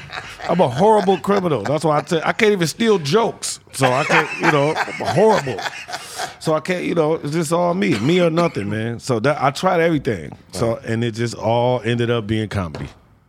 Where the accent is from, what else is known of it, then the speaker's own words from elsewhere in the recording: Detroit, Michigan, United States; also born or lived in Harlem; I was born in Detroit. I grew up basically in Detroit, but then I went to Harlem.